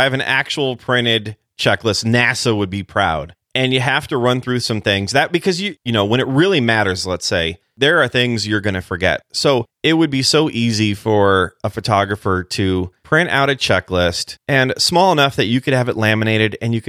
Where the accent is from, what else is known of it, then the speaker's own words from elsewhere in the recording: California, United States; Listen, when I was a kid growing up in California, I grew up all over the place